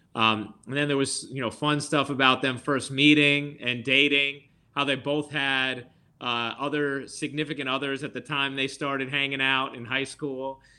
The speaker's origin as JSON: {"language": "English", "region": "New York", "country": "United States", "tie": "born or raised there", "also_born_or_lived": "Dutchess County / the Bronx / Manhattan", "said": "I'm from New York. I've lived here. you know, I've lived either, uh, in, uh, Dutchess County, the Bronx, or Manhattan my entire life"}